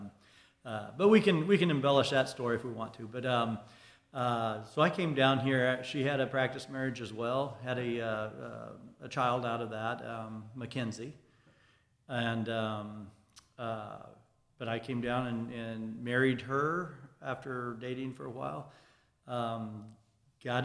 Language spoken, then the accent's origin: English; Iowa, United States; moved away as an adult; now in Athens, Texas, United States; I'm from Iowa.